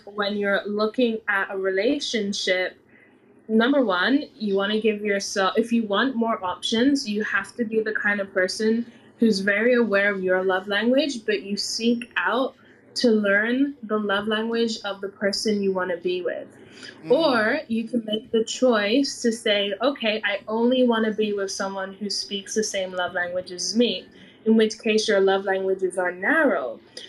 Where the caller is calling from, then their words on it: London, United Kingdom; I'm in London.